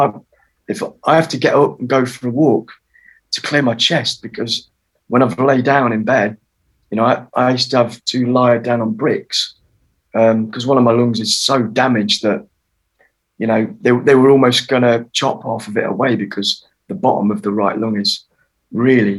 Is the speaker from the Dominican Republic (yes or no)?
no; Derbyshire, East Midlands, United Kingdom; also born or lived in Germany; I grew up in Derbyshire